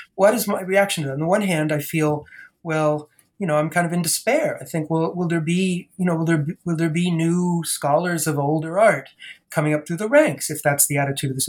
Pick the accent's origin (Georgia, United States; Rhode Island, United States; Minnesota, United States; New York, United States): Rhode Island, United States; Providence; also born or lived in Boston, Massachusetts; I actually grew up in Providence, Rhode Island